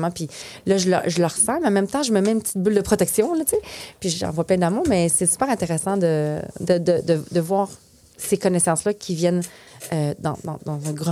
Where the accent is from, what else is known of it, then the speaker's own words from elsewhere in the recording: Quebec, Canada; first language French; moved away as an adult; Mais je suis québécoise quand même